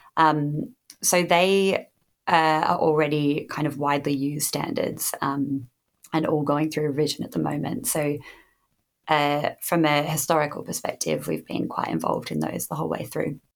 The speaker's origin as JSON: {"language": "English", "country": "Australia", "tie": "born or raised there", "moved": "yes", "lives_now": "United Kingdom", "said": "I did not grow up in the UK, I grew up in Australia."}